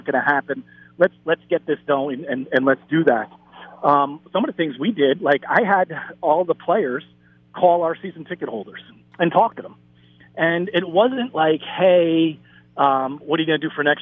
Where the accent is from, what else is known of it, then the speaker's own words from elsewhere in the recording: New Jersey, United States; I live in New Jersey, born and bred in New Jersey